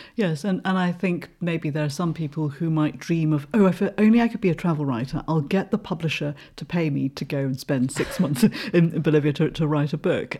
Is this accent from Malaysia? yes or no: yes; Malaysia; now in United Kingdom; I'm originally from Malaysia